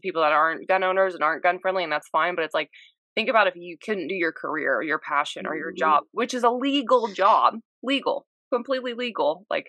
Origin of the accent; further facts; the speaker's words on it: Pensacola, Florida, United States; Pensacola NAS is where my dad works